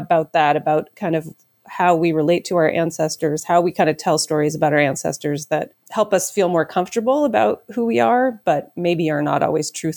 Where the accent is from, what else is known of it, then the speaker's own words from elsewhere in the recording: Vermont, United States; moved away as an adult; now in Quebec, Canada; I grew up in Vermont in a French Canadian family